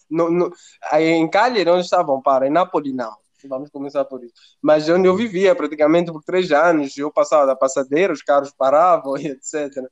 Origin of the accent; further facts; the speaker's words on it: Mozambique; now in Italy; sou, sou de Moçambique, sou africano. E é uma coisa que eu tento, por exemplo, implementar mesmo em Itália.